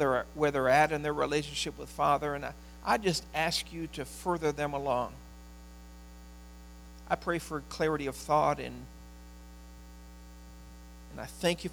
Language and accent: English; Cleveland, Ohio, United States; I grew up in the Cleveland area